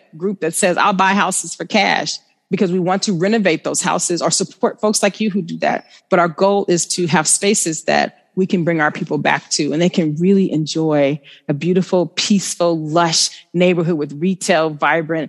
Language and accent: English; Oakland, California, United States; Oakland, when I grew up on East Oakland, 84th, it was all Black businesses, right?